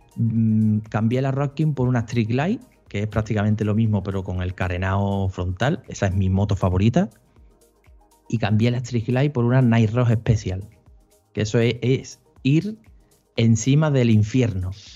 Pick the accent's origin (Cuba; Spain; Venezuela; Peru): Spain; Seville, Andalusia; yo soy nacido en Sevilla, criado en Sevilla y residente en Sevilla